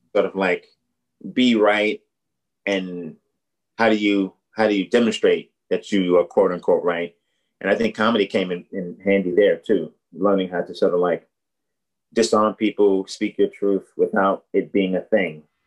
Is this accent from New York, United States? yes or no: yes; New York, United States; moved away as an adult; also born or lived in Boston; I'm from New York